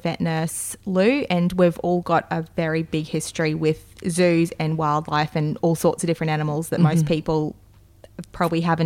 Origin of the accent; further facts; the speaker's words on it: Cairns, Queensland, Australia; I am from Cairns. I was actually born here, and I obviously still live in Cairns